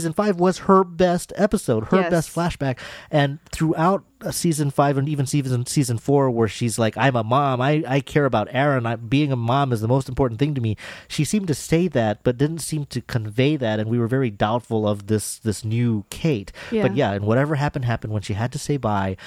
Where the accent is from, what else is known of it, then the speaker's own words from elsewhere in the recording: Encino, California, United States; I'm from Encino